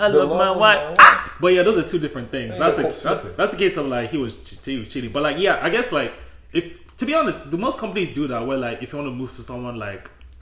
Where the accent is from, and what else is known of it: Delta, Nigeria; moved away